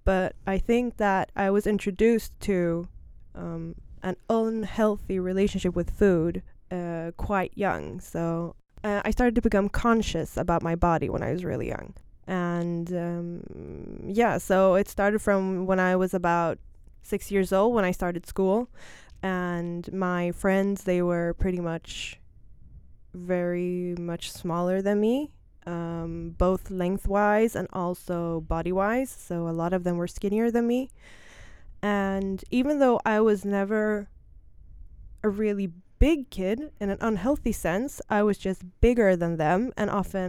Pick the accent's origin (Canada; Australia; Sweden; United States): Sweden; Stockholm, Stockholm County; English is a second language; I'm born and raised in Stockholm. I'm 30 years old.